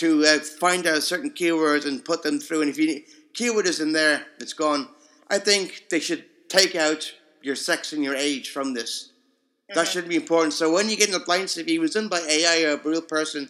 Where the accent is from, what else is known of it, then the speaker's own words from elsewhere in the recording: Dublin, Leinster, Ireland; I grew up in the north side, I grew up in Sutton Hoth area